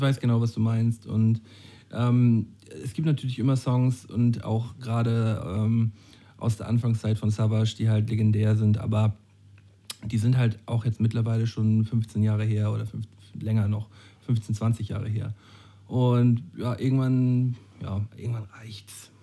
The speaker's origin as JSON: {"language": "German", "town": "Flensburg", "region": "Schleswig-Holstein", "country": "Germany", "said": "Wir sind doch aus Flensburg"}